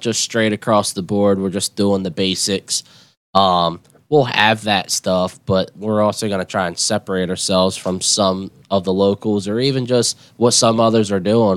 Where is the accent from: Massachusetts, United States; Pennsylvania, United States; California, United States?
Pennsylvania, United States; West York; I grew up there my whole life in West York